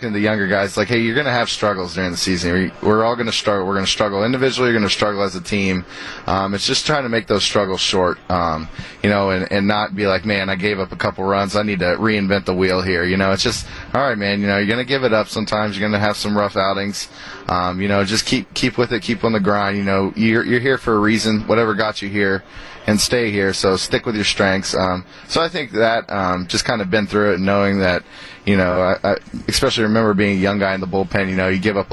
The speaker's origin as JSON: {"language": "English", "region": "Texas", "country": "United States", "moved": "as an adult", "said": "I'm from Texas"}